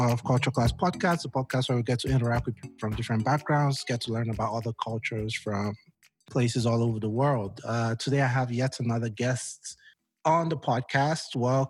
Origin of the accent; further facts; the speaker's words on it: Nigeria; And I'm Nigerian as well.